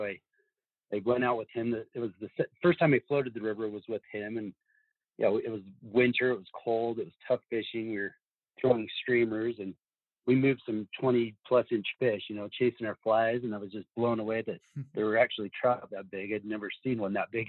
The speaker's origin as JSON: {"language": "English", "town": "Salt Lake City", "region": "Utah", "country": "United States", "tie": "born or raised there", "said": "I grew up in Salt Lake City"}